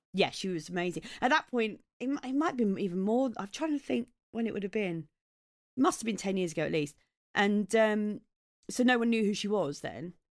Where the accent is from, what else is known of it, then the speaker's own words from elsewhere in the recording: Maidstone, South East England, United Kingdom; moved away; I grew up in Maidstone in Kent